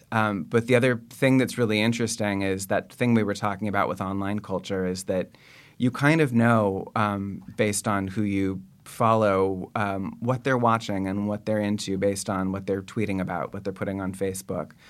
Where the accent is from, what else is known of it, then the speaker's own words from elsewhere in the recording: Bay Area, California, United States; I grew up in the Bay Area